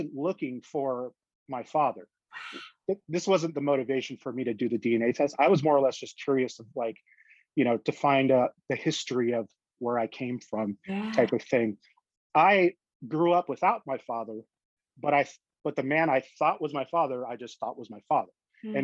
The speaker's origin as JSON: {"language": "English", "town": "Las Vegas", "region": "Nevada", "country": "United States", "tie": "born or raised there", "also_born_or_lived": "Toronto, Canada", "said": "I was born in Canada, and I moved to Las Vegas, Nevada when I was 3 years old"}